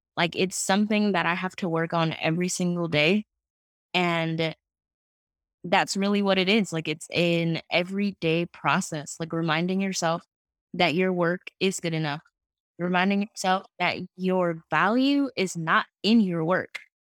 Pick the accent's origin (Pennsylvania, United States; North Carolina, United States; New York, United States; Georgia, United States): New York, United States; New York City; I am from Queens, New York.